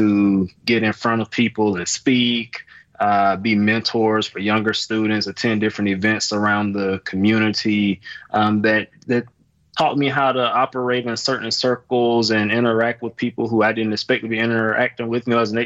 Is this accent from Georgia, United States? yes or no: yes; Fitzgerald, Georgia, United States; moved away as an adult; now in Milwaukee, United States; I grew up in Fitzgerald, Georgia